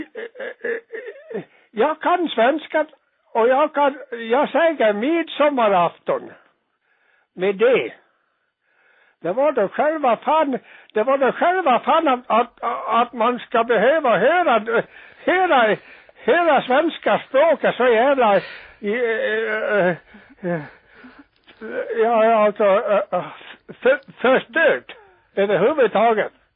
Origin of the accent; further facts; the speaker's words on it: Dalarna County, Sweden; Jag är själv ifrån Dalarna